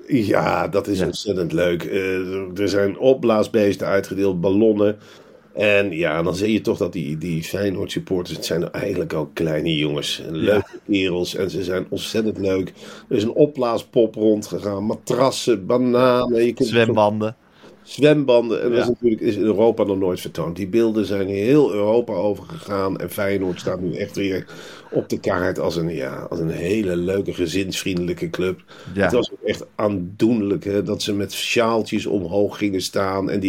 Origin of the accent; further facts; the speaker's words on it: Rotterdam, South Holland, Netherlands; Wij komen uit Rotterdam, de liefste stad van Nederland.